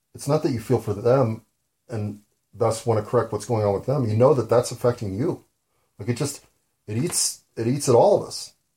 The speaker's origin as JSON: {"language": "English", "country": "United States", "said": "I'm an American"}